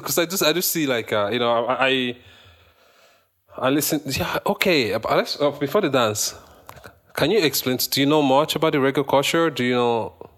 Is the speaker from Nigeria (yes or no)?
yes; Nigeria; moved away as an adult; now in Canada; me as a Nigerian